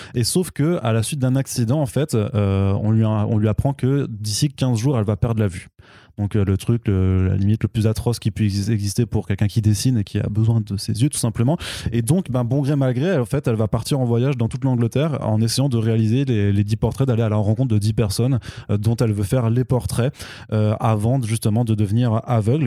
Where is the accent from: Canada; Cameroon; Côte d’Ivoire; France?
France; par chez nous en France